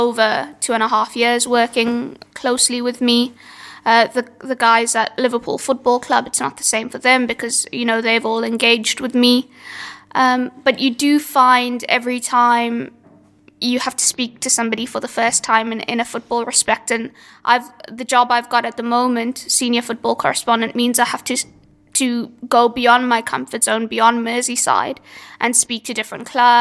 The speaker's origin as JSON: {"language": "English", "country": "South Africa", "moved": "yes", "lives_now": "United Kingdom", "said": "I'm from South Africa, where that media landscape was exactly the same."}